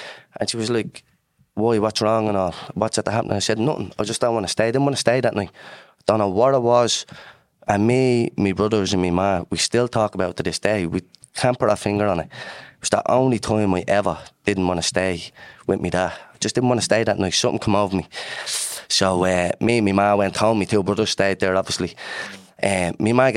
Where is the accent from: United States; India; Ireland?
Ireland; Dublin, Leinster; I'm from Dublin's north inner city. I'm from Dars Estuary Flats. And my earliest memories growing up in the flats was like very positive.